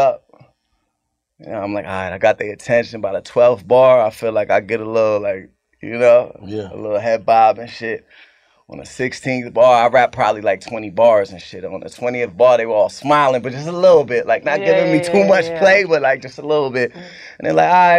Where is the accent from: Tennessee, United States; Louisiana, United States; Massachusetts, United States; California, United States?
Massachusetts, United States; Cambridge; I'm from Cambridge, it's like a little different, but it's right next to it.